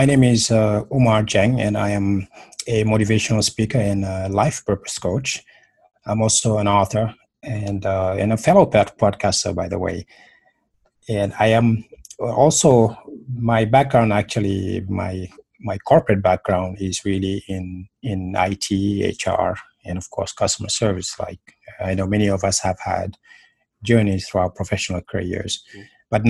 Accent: Senegal; now in United States; I am originally from Senegal, which is a small French-speaking country in West Africa.

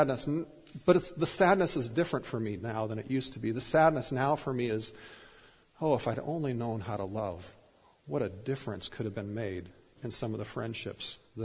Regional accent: Minnesota, United States; I was growing up in Minnesota

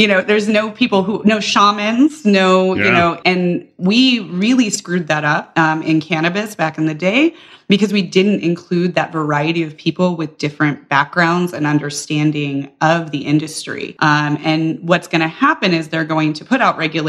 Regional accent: Colorado, United States; I grew up in Colorado

